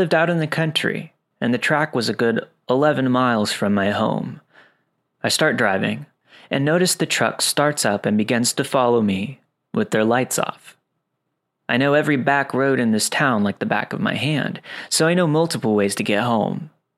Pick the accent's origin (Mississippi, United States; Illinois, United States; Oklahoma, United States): Mississippi, United States; Ripley; Back in 2010, I was still living in my hometown of Ripley, Mississippi. This is a very small town of around 4,000 people.